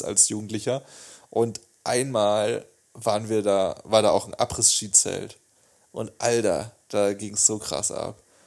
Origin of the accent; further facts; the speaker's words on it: Bühlertal, Baden-Württemberg, Germany; ich komme ja aus Bülertal oder aus einem Dorf